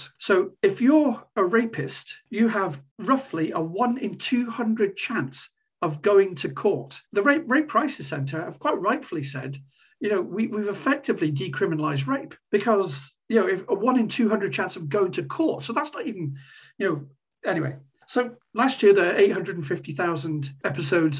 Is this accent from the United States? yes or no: no; Corby, East Midlands, United Kingdom; moved away; my hometown, my old hometown of Corby